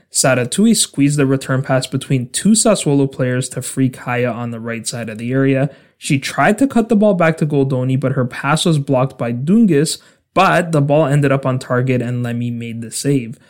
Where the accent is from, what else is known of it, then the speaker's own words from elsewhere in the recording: Canada; my home country of Canada